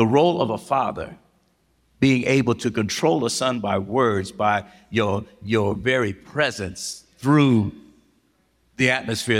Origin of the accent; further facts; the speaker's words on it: Los Angeles, California, United States; moved away; I'm born and raised in South Central Los Angeles